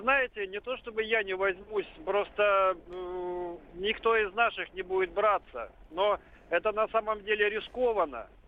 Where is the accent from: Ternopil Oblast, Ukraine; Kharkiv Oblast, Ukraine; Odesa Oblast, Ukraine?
Odesa Oblast, Ukraine; Odesa; я родился и вырос в Одессе, еще в Советском Союзе